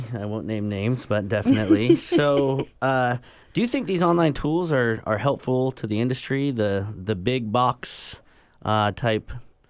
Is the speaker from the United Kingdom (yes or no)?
yes; England, United Kingdom; I'm English.